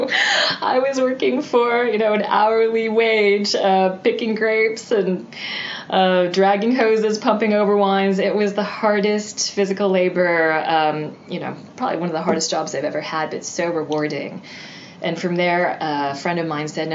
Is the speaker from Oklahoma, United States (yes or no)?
no; San Francisco, California, United States; moved away as an adult; now in London, United Kingdom; my hometown